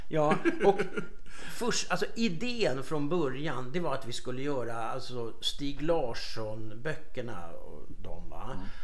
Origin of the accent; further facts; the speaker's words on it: Stockholm, Stockholm County, Sweden; jag kommer från Söderfort i Stockholm